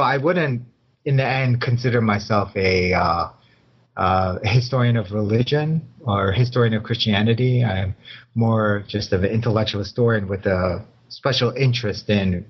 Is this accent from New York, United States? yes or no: no; Chicago, Illinois, United States; I was born and raised in Chicago too.